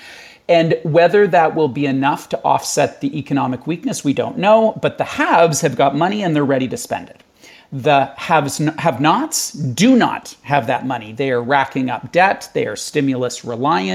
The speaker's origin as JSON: {"language": "English", "country": "Canada", "said": "I'm in Canada, I'm Canadian"}